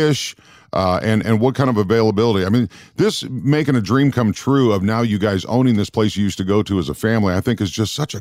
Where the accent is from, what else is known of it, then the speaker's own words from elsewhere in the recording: Minnesota, United States; moved away; I grew up in Minnesota